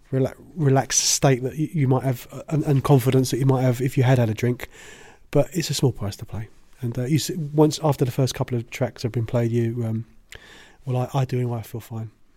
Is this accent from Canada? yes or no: no; United Kingdom; I'm British